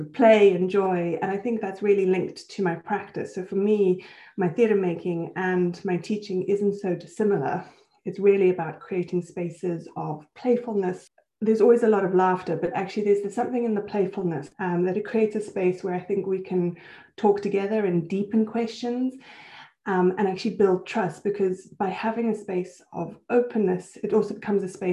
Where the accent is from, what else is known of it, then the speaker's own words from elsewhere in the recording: Switzerland; also born or lived in Johannesburg, South Africa; now in United Kingdom; So I'm South African and Swiss. So I was born in Johannesburg and I had most of my schooling in Switzerland before I came to the UK